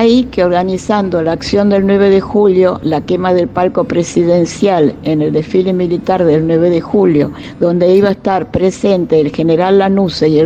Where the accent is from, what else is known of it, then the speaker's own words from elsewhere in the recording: Buenos Aires, Argentina; born there; Nací en Buenos Aires en 1945.